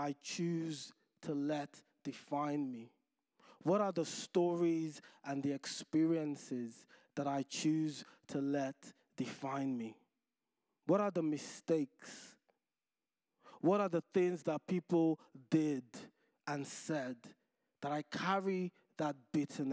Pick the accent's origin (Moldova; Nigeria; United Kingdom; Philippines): Nigeria; moved away; Growing up in Nigeria